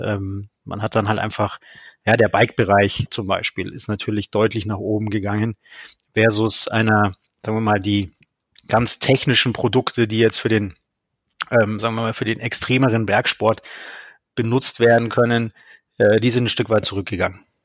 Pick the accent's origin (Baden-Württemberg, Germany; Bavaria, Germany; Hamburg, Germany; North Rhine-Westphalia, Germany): Bavaria, Germany; Munich; Ich komme, wie gesagt, aus München